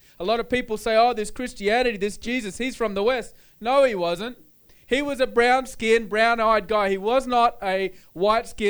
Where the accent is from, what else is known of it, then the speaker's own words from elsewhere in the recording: Australia; I'm Australian, I'm from Australia, I have an Australian culture, Australian background.